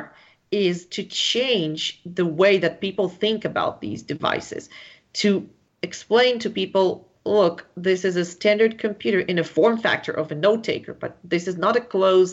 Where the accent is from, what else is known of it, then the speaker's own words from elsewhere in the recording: Israel; I am from Israel.